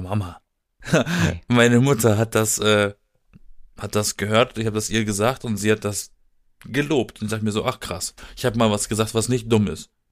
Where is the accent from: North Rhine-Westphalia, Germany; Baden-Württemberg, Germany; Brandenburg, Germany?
Baden-Württemberg, Germany; aus der Gegend, aus der ich komme, aus Süden, aus dem Südwesten Deutschlands mhm. aus Baden-Württemberg.